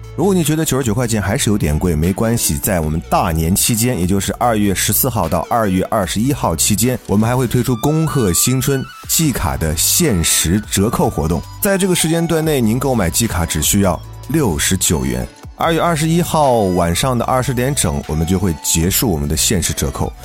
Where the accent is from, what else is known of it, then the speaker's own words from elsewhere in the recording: China; 这个节日对于我们中国人来讲，那真的是重要的不能再重要了